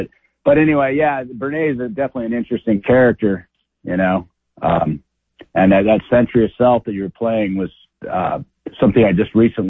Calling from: Idaho, United States

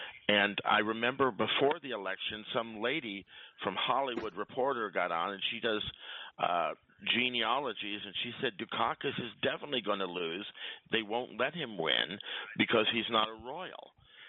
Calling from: Quebec, Canada; This is … from the South Shore of the St. Lawrence Seaway.

